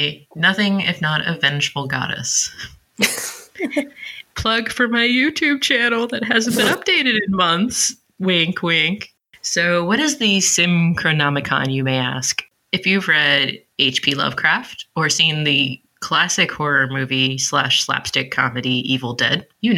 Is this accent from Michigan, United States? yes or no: yes; Detroit, Michigan, United States; I was born in Detroit